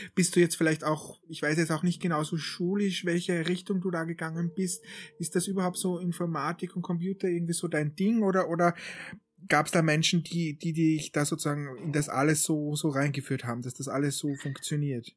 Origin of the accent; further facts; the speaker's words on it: Austria; ich bin ja aus Österreich